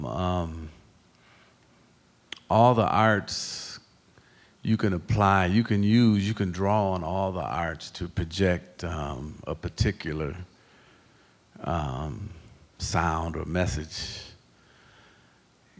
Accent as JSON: {"language": "English", "town": "Waukegan", "region": "Illinois", "country": "United States", "tie": "born or raised there", "said": "I grew up at in Waukegan"}